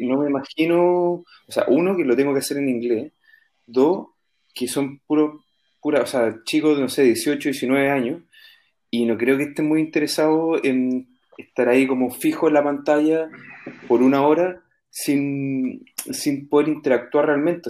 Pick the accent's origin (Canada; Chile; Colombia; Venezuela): Chile; also born or lived in England; now in Spain